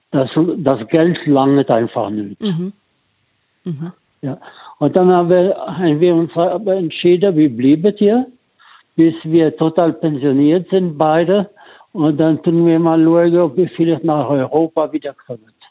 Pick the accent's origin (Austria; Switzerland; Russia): Switzerland; Romandy; now in South Africa; ich sage immer, ich komme aus der Westschweiz, was eigentlich stimmt.